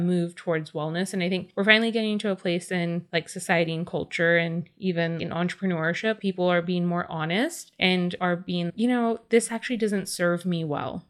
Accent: California, United States; Growing up in California, being very natives

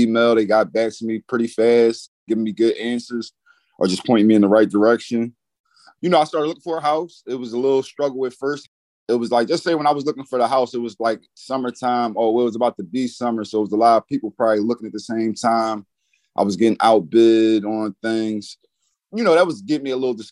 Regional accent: Philadelphia, Pennsylvania, United States; I'm from Philadelphia, Pennsylvania.

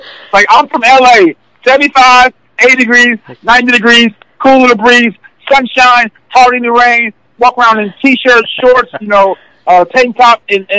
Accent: Los Angeles, California, United States; also born or lived in Notre Dame, Indiana; I'm coming from a very very diverse community. You know, I'm from West Coast. I'm from L.A. Single mom

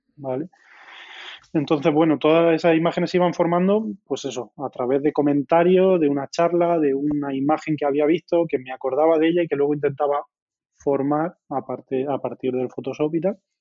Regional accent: La Carolina, Andalusia, Spain; moved away as an adult; la Carolina, en mi pueblo

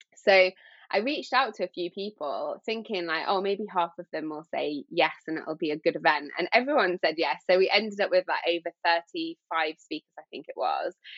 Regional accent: Yorkshire and the Humber, United Kingdom; now in London, United Kingdom; I grew up in Yorkshire on the coast

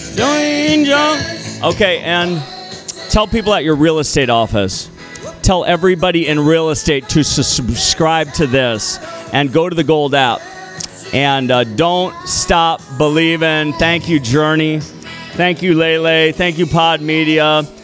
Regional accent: Minneapolis, Minnesota, United States; moved away; also born or lived in Austin / Los Angeles; Just a city boy. Born and raised in Minneapolis

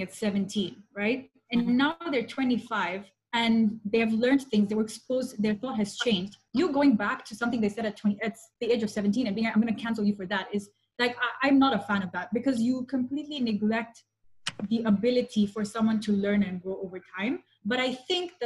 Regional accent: Kenya; moved away; I grew up in Kenya, and I, unlike a lot of brown people, I went to a predominantly black school

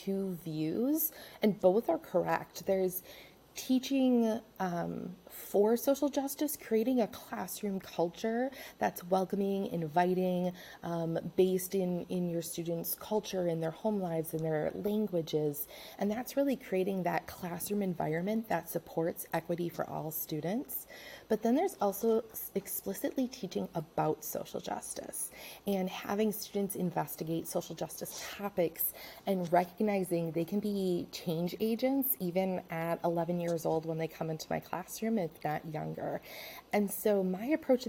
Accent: La Crosse, Wisconsin, United States; My hometown is La Crosse. I'm a hometown girl, a Wisconsinite through and through. You might hear me say "ope,"

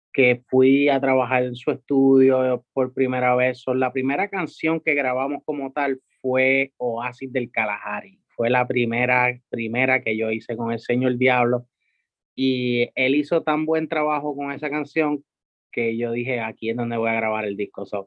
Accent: San Juan, Puerto Rico; yo soy de Santurce toda la vida también, so, criándome por ahí

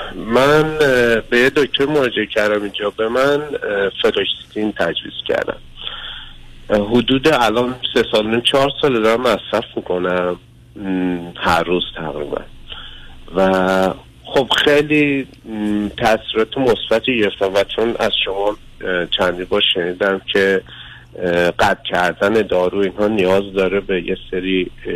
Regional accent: Iran; moved away as an adult; also born or lived in Europe; now in Mexico; در ایران به دنیا اومدم

